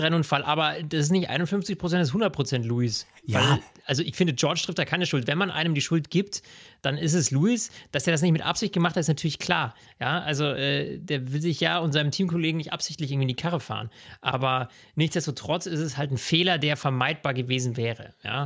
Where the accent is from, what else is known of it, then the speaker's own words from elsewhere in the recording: Bavaria, Germany; bei uns in Bayern